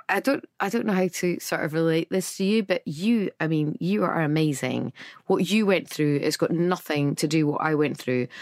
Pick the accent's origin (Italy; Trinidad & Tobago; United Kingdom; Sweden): United Kingdom; Edinburgh, Scotland; I'm from Edinburgh